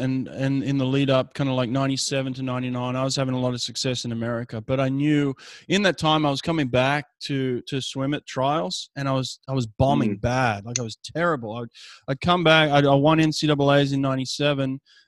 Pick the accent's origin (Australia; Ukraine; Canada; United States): Australia; Sydney, New South Wales; I grew up in Sydney, so for me it was my hometown.